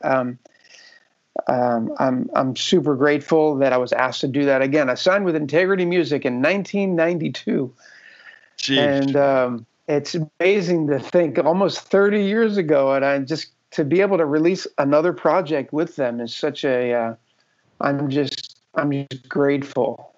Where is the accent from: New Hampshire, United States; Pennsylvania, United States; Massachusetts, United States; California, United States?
Pennsylvania, United States; Philadelphia; also born or lived in Texas / New Jersey; now in New York City, United States; We're originally from the Philadelphia area kind of Philly, Jersey